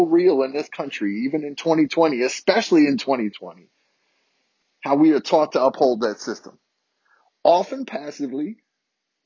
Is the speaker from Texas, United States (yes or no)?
no; Virginia, United States; born and raised in Virginia, Southern white boy